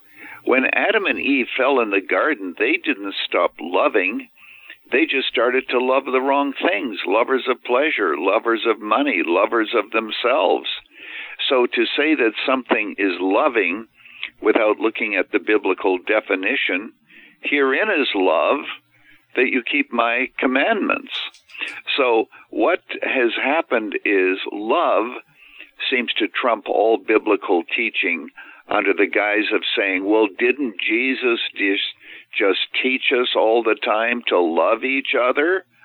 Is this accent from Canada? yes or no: yes; Canada; now in United States; I was actually born and raised in Canada, so I'm a naturalized American.